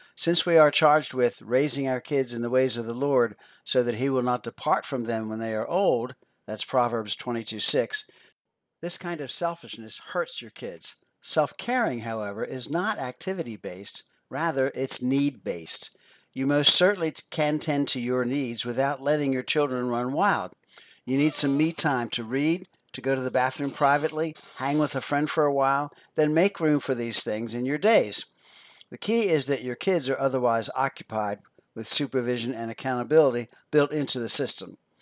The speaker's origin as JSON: {"language": "English", "town": "Philadelphia", "region": "Pennsylvania", "country": "United States", "tie": "born or raised there", "said": "I grew up near Philadelphia, Pennsylvania, and never saw all the neat tourist attractions until I became a tourist for a day as a senior in high school"}